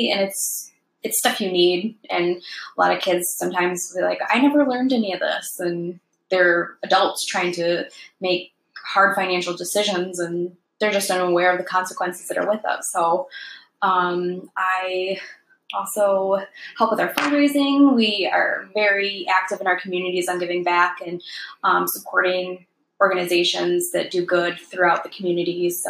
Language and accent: English; Lapeer, Michigan, United States; also born or lived in Cadillac; So I was born in Cadillac. I have an older sister, Cadillac, Michigan.